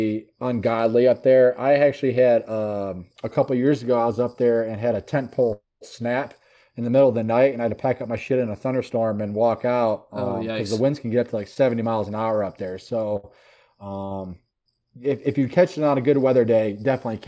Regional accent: Michigan, United States; also born or lived in Montana; now in Asheville, United States; I'm from Michigan originally. And like I said, lived in Montana.

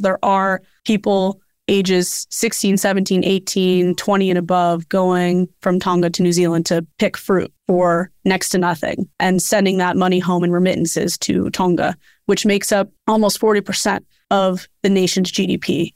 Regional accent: Bay Area, California, United States; also born or lived in Hawaii; growing up in the Bay Area

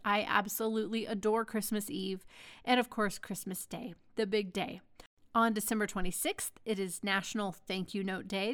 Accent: Dallas, Texas, United States; growing up in Dallas

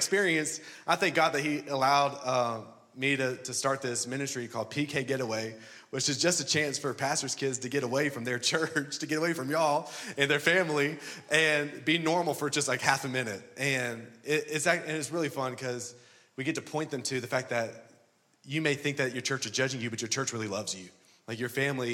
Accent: Louisiana, United States; moved away; also born or lived in Birmingham, Alabama; I was raised in Louisiana, and so I'm an LSU Tiger

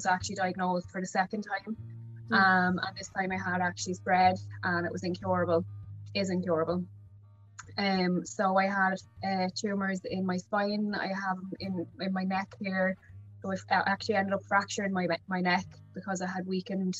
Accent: Wexford, Leinster, Ireland; I'm from Wexford

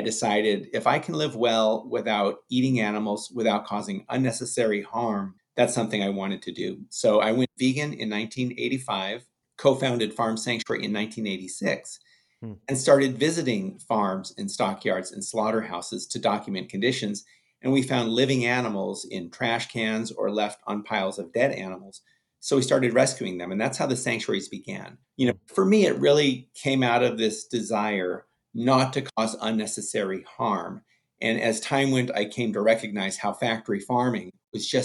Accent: Los Angeles, California, United States; I grew up in the Hollywood Hills in California

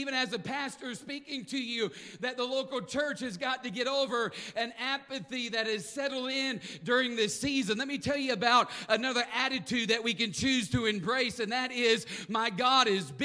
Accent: the South, United States; I am from the South

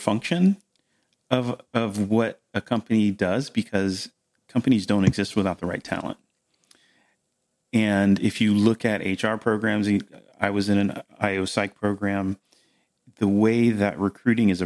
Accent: Melbourne, Florida, United States; I grew up in Melbourne, Florida, here where I am now

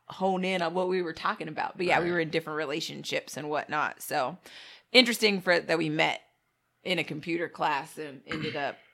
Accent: Arizona, United States; moved away; Yeah, because we came from Arizona.

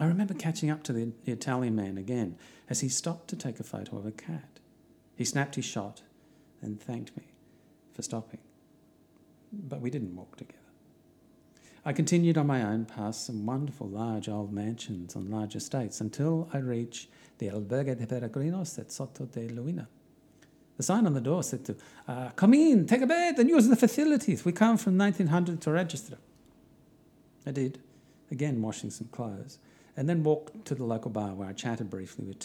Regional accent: Australia; I'm from Australia

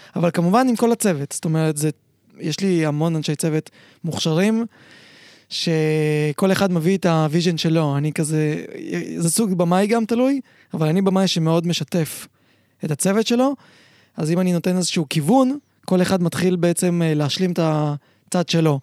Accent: Israel; also born or lived in Uzbekistan; זה היה, עוד לא היה בארץ, זה היה באוזבקיסטן, איפה שנולדתי

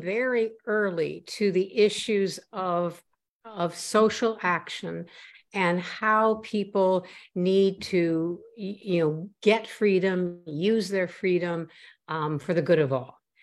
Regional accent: Midwest, United States; also born or lived in Boston area, Massachusetts; now in Boston, United States; I was born in the Boston area, which is where I live now, north of Boston. And I grew up, however, in the Midwest where my father's family is from

